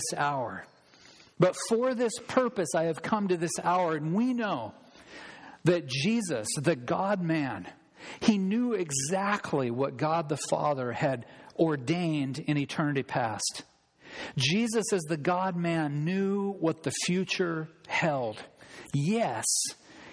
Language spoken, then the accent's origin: English; United States; as an American